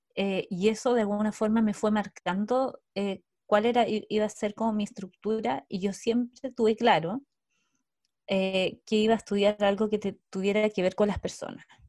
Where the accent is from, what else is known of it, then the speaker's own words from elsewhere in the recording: Osorno, Los Lagos, Chile; now in Santiago, Chile; también soy de provincia, soy de Osorno, del, del sur de Chile, y actualmente vivo en Santiago.